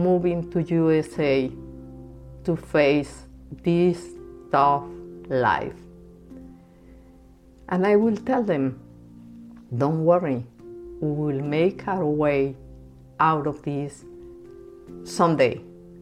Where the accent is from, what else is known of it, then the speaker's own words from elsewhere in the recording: Bogota, Colombia; moved away as an adult; now in United States; I was born and raised in Bogota, Colombia